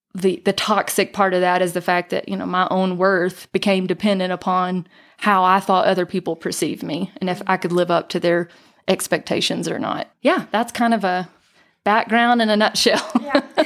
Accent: North Georgia, United States; now in Island Park, Idaho, United States; I was born and raised in North Georgia uh, in the foothills of the Appalachian Mountains

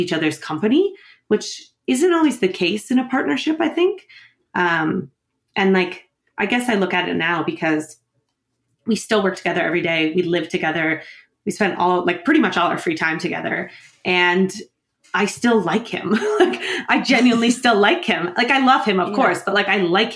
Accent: New Brunswick, Canada; moved away; also born or lived in Ontario; I was born in Ontario. So I grew up there in New Brunswick

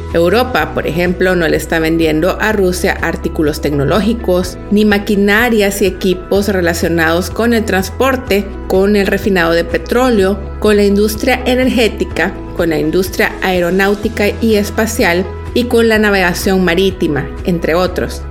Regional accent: El Salvador

